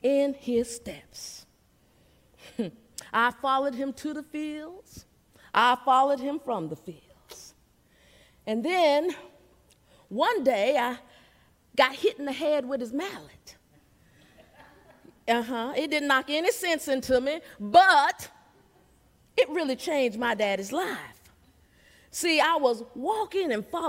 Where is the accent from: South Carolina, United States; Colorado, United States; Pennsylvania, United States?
South Carolina, United States; Seneca; I was born and raised in Seneca, South Carolina